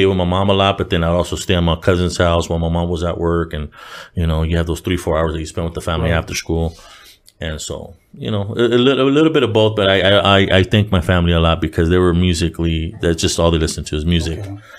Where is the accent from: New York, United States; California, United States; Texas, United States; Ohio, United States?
California, United States; Buena Park; now in Rowland Heights, United States; I grew up in Buena Park, Orange County